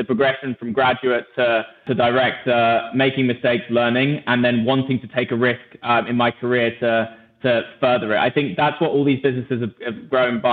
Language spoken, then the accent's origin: English; England, United Kingdom; moved away as an adult; also born or lived in Switzerland; especially as an English person.